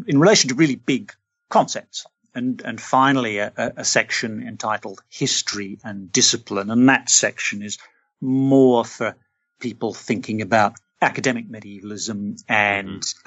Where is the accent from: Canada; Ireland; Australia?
Australia; I'm Australian. I grew up in an Australian city.